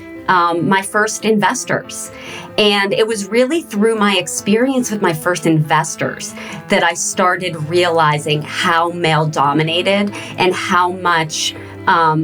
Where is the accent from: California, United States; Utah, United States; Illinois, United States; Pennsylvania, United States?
Pennsylvania, United States; Pittsburgh; also born or lived in New York City / Los Angeles; I do currently live in Pittsburgh, and I am from Pittsburgh, grew up here